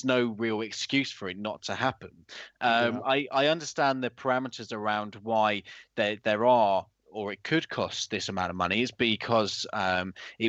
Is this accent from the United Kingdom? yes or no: yes; United Kingdom; we are British people